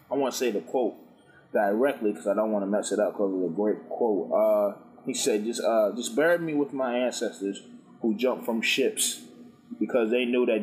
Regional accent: Oakland, California, United States; I'm a dude from Oakland.

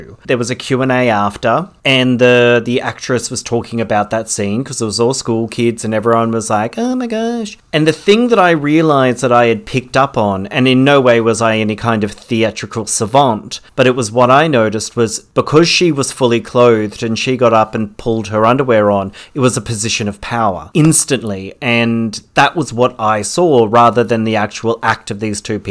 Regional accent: Parramatta, New South Wales, Australia; moved away as an adult; also born or lived in Wagga Wagga; now in Melbourne, Australia; Growing up in Parramatta, being gay was completely foreign

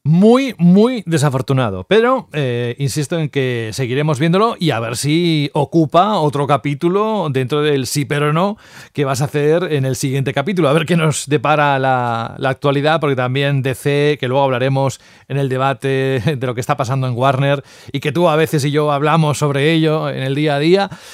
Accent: Cantabria, Spain; moved away; yo soy de Cantabria

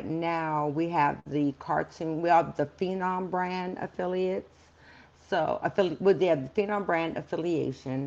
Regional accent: Baltimore, Maryland, United States; I'm from Baltimore

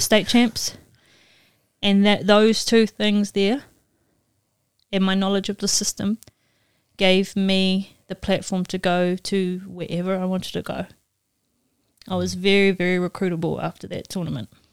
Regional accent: New Zealand; moved away as an adult; also born or lived in Mississippi; I'm from New Zealand

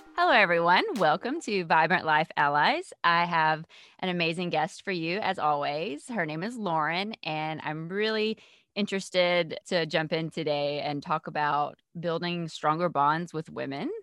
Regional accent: Georgia, United States; I'm not from Charleston, but I am from Georgia

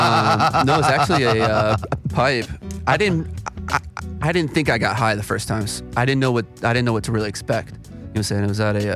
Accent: South Florida, United States; moved away; So, originally, I'm from South Florida.

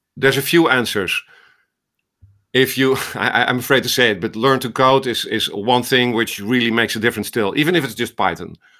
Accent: Netherlands; accent: Dutch; moved away as an adult; also born or lived in Amsterdam, Netherlands; now in Iowa, United States; this was in the Netherlands, as you hear from my accent in Amsterdam, came to, uh, to Iowa in two thousand three

